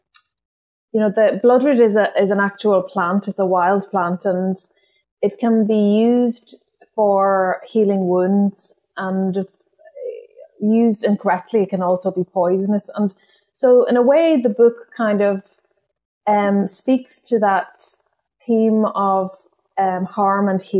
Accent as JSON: {"language": "English", "region": "County Donegal", "country": "Ireland", "tie": "born or raised there", "first_language": "Irish", "second_language": "English", "said": "growing up in Northwest Donegal"}